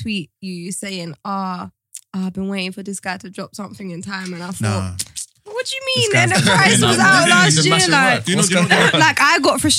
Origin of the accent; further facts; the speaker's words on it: London, United Kingdom; I'm from South London.